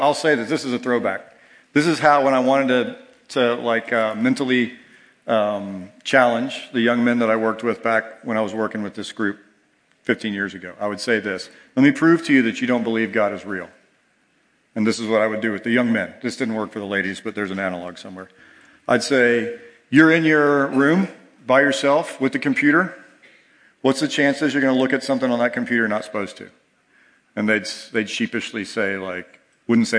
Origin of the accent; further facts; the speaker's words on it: Georgia, United States; moved away; I grew up in Georgia